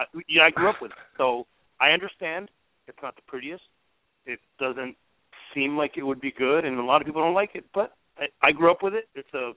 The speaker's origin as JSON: {"language": "English", "town": "El Paso", "region": "Texas", "country": "United States", "tie": "born or raised there", "said": "I'm from Texas also and from a Mexican background. So, I grew up from El Paso."}